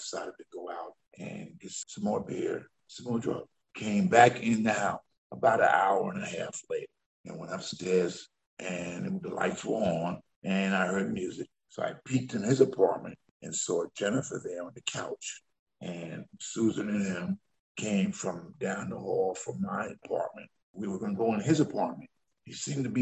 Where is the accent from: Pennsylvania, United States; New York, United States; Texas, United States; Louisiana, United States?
New York, United States; New Rochelle; I was a lifeguard for 6 years in my hometown, New Rochelle.